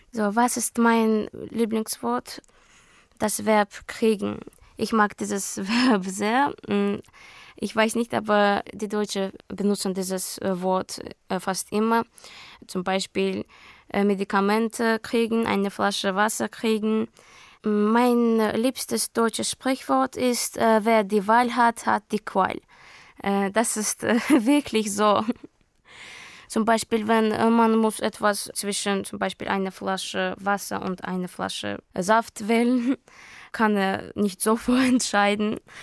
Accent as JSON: {"language": "German", "town": "Baku", "country": "Azerbaijan", "also_born_or_lived": "Hamburg, Germany", "second_language": "German", "said": "Ich komme aus Aserbaidschan, Baku."}